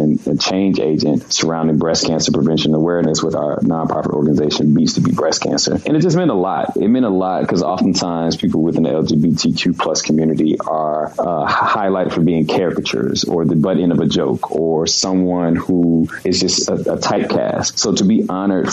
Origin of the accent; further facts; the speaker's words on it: Baltimore, Maryland, United States; now in Los Angeles, United States; my hometown of Baltimore